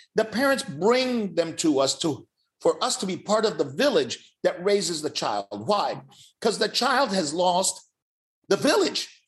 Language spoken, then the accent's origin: English; Miami, Florida, United States; also born or lived in Cuba / California; I grew up in Miami. I, I came from Cuba, spent two years in California. I arrived in Miami in 69